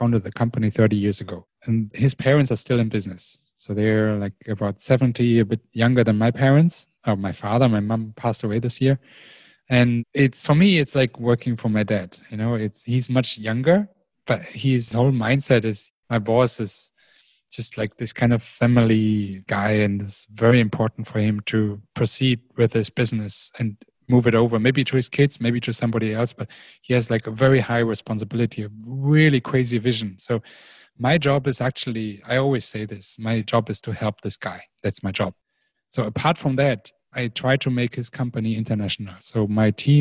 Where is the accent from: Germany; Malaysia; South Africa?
Germany; moved away as an adult; now in China; I grew up in Germany